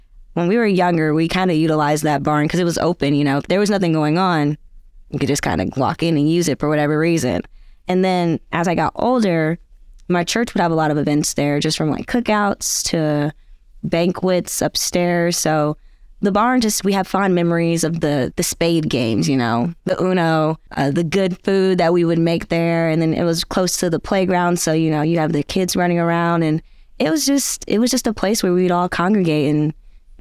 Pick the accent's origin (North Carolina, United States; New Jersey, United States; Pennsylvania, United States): North Carolina, United States; Concord; I was born and raised in Concord, North Carolina.